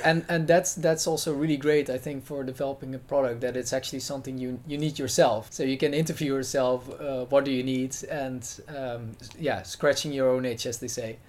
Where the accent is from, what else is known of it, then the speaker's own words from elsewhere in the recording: Netherlands; I'm uh, from the Netherlands